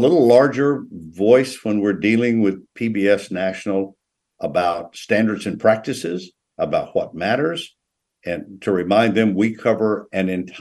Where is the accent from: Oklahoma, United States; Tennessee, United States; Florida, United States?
Tennessee, United States; now in North Carolina, United States; neighboring Tennessee, my home state